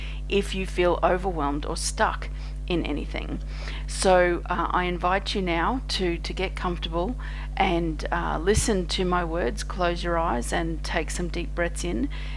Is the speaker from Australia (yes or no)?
yes; Australia; I'm an Australian energy healer